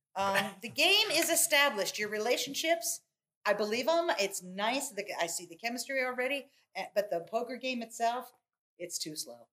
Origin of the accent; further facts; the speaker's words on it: Columbus, Ohio, United States; moved away as an adult; also born or lived in Kent, Ohio / Bowling Green, Ohio / Richmond, Virginia; now in Charlotte, United States; I'm an Ohio girl. I'm from Columbus, Ohio